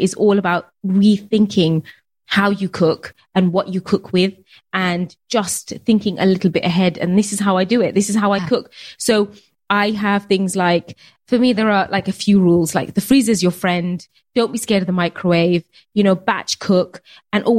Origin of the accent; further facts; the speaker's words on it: United Kingdom; being Bangladeshi, being British